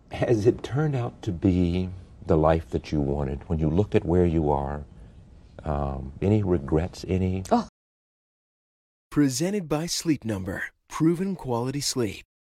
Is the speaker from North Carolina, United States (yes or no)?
yes; Henderson, North Carolina, United States; also born or lived in Oxford, North Carolina; I grew up in Henderson, and, and I now live near Oxford.